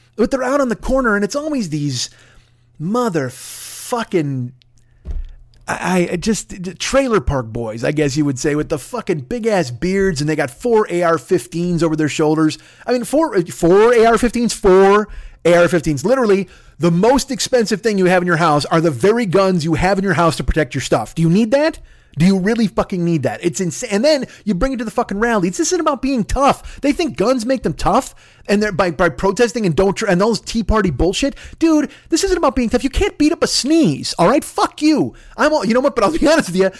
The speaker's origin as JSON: {"language": "English", "region": "Midwest", "country": "United States", "tie": "born or raised there"}